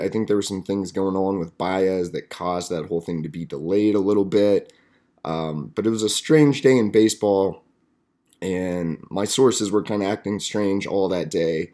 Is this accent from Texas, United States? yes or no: yes; Amarillo, Texas, United States; my hometown of Amarillo, Texas